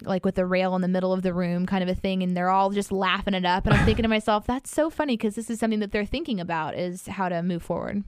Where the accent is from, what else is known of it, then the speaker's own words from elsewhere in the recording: Midwest, United States; I'm from the Midwest